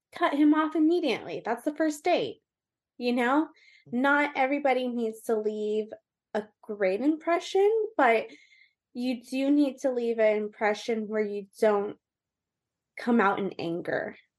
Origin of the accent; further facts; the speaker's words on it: Orange County, California, United States; also born or lived in Austin, Texas / Colorado / Las Vegas; I am from Orange County, California. I was raised really kind of everywhere in Orange County